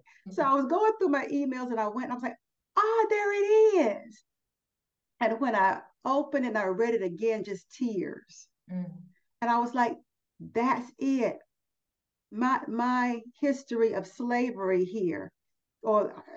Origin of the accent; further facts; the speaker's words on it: United States; I'm an American